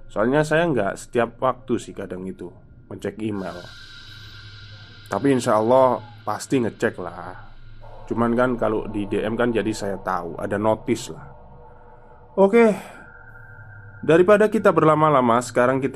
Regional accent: Garut, West Java, Indonesia; mudik ke kampung halaman saya di Garut

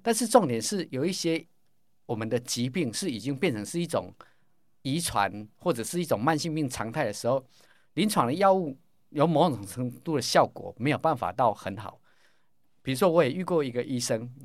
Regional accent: Caotun, Nantou County, Taiwan; 我每天从我们草屯拿来通车到彰化，还要去上课

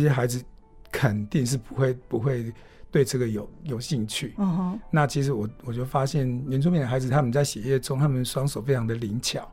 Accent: Hualien County, Taiwan; 你们的老师跟你们一样，从小在这里长大

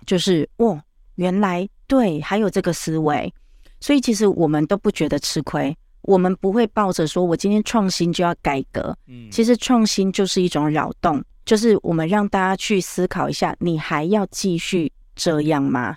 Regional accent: Tainan, Taiwan; 我台南人，所以台语会出来

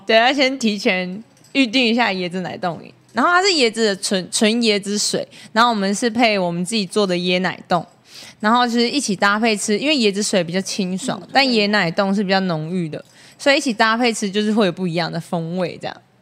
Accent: Taoyuan, Taiwan; now in Taitung, Taiwan; 我是来自桃园。 然后我到台东生活已经四年左右的时间，那在去年在台十一线上富冈这个地区开了一间自己的小餐厅，叫做海时光

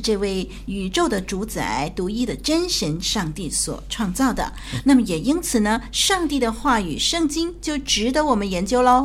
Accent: China; 我们中国人的那个“船”这个字啊

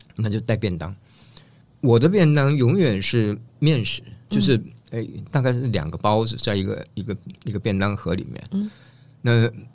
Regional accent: Taiwan; also born or lived in Northeast China; 我是东北人。嗯。那我，我们家到了台湾以后，这个变成台湾人。嗯。可是生活上，就是我白天去学校的时候，我跟同学在一起，我是台湾人。嗯。回家，我就变成东北人。嗯。所以，呃，我们在家里面，我们主食是面食

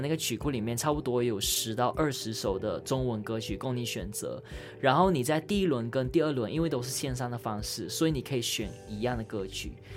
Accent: Malaysia; moved away as an adult; now in Taiwan; 我们所有马来西亚人，无论分为很多元的种族

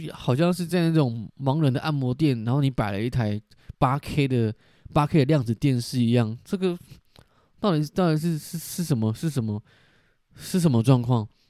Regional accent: southern Taiwan, Taiwan; 因为我就是在南部长大

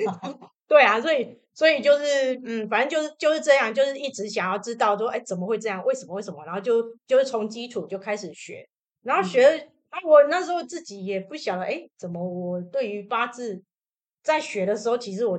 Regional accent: southern Taiwan, Taiwan; 我们是来自南台湾的

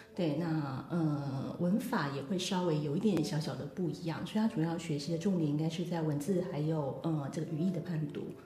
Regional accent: Taiwan; moved away as an adult; also born or lived in Tokyo, Japan; 我是来自台湾的，呃，留学生

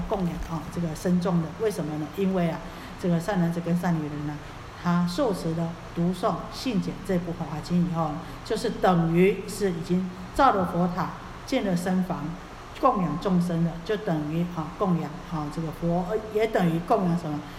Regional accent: Taiwan; 我们台湾话

